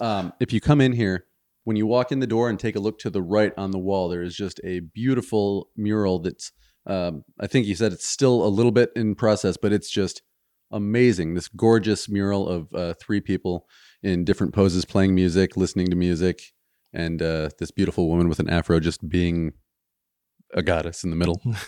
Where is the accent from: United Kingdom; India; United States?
United States; Michigan; we're from Michigan